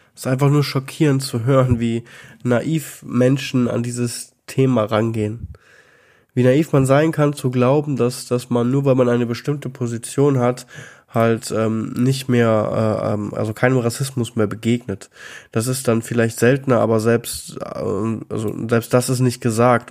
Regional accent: Germany; als Deutscher ohne Immigrationshintergrund

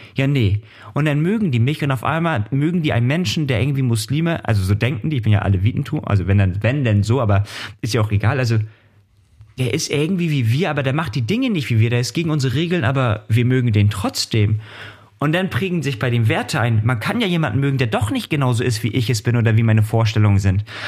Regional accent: Hamburg, Germany; now in Kiel, Germany; für mich ja Hamburg der Ort, wo ich herkomme

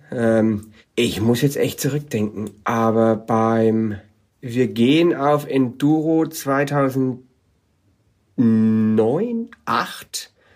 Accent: Germany; moved away as an adult; also born or lived in California; bin als Deutscher rübergezogen nach äh, Kalifornien

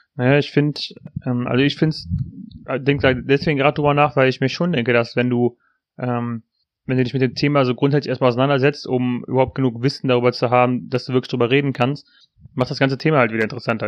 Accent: near Aachen, North Rhine-Westphalia, Germany; wir kommen aus der Nähe von Aachen

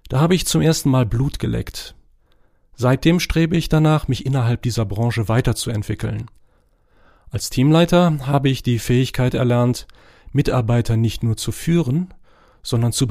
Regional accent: Morocco; German is a second language; now in Germany; Ich bin in Marokko geboren und aufgewachsen und habe dort mein erstes Studium Physik und Chemie absolviert.

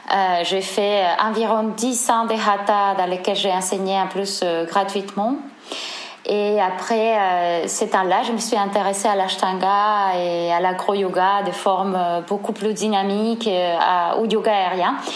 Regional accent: Seville, Andalusia, Spain; French is a second language; moved away as an adult; now in Marseille, France; mon accent, je suis espagnole, je viens de Séville. Euh, je suis arrivée en France en 2013. Euh, je vis à Marseille actuellement depuis 2013.

